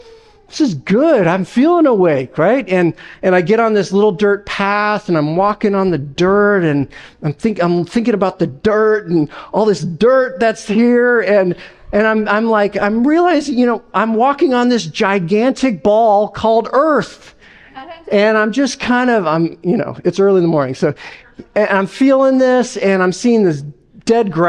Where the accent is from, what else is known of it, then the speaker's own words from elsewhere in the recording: Las Vegas, Nevada, United States; moved away; I'm from Las Vegas, all right? I'm not from the Northwest or anything